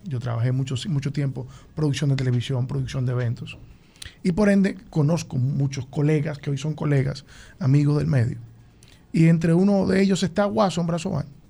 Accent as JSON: {"language": "Spanish", "town": "Tenares", "region": "Hermanas Mirabal", "country": "Dominican Republic", "tie": "born or raised there", "said": "Yo soy de Tenares"}